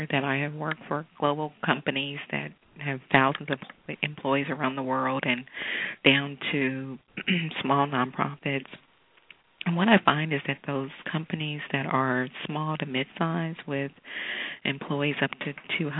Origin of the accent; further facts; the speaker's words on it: Kansas City, Missouri, United States; moved away as an adult; now in Houston, United States; I grew up in Kansas City, Missouri